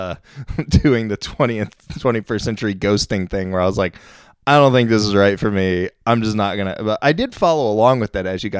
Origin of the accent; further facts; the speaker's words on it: Ohio, United States; moved away; I came from Ohio